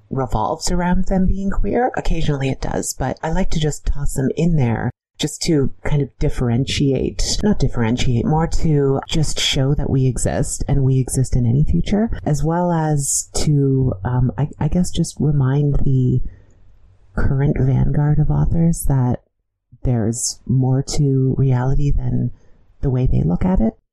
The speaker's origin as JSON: {"language": "English", "town": "London", "region": "Ontario", "country": "Canada", "said": "To be clear, I'm from a small, boring town in Ontario called London"}